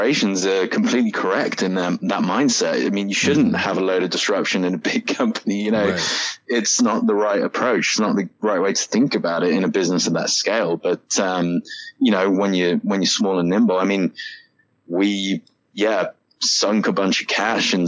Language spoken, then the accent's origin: English; United Kingdom; moved away as an adult; now in United States; I'm also British